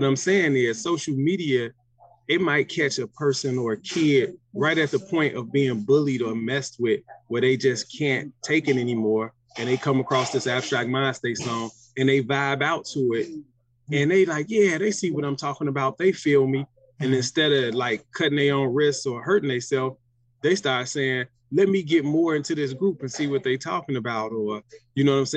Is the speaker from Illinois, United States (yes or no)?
yes; Chicago, Illinois, United States; We're from Chicago